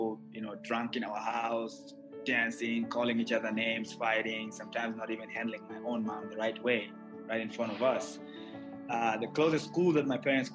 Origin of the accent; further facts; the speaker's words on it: Nairobi, Kenya; I grew up in Nairobi, which is the capital of Kenya.